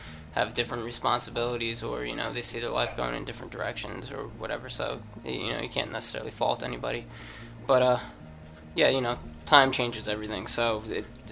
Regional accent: Hazlet, New Jersey, United States; I'm actually from Hazlitt, which is probably like 20 minutes, half hour out

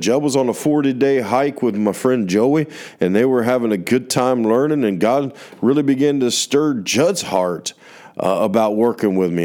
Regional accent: United States; from my worldview as a American

